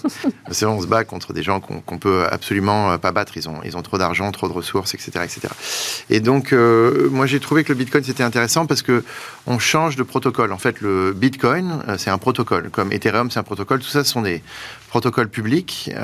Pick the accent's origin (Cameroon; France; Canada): France; on est français